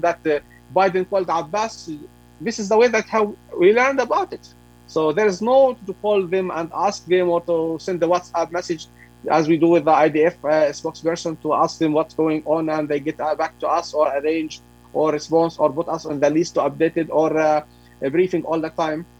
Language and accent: English; Ramallah, West Bank, Palestine; I am from the West Bank, from Ramallah